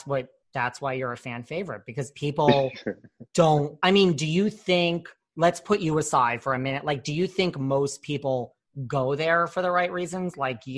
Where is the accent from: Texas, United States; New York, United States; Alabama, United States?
New York, United States; New York City